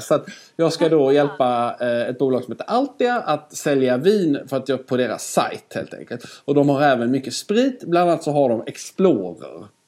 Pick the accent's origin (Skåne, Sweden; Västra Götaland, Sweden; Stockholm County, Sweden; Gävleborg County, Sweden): Skåne, Sweden; accent: Scanian (skånska); jag pratar alltid skånska med Skåne. Hör du att jag pratar mer skånska nu också